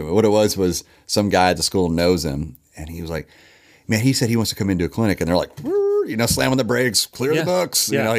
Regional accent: Owensboro, Kentucky, United States; They would, Owensboro had an executive in as well, my hometown.

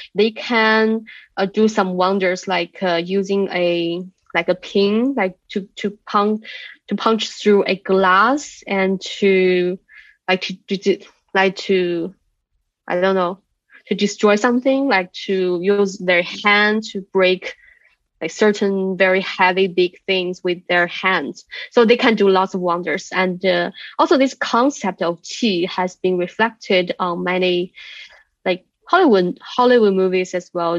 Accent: near Shaolin Temple, Henan, China; moved away; my hometown is very close to that mountain

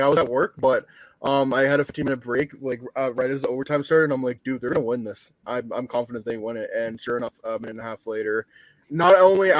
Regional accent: Canada; And like obviously being Canadian

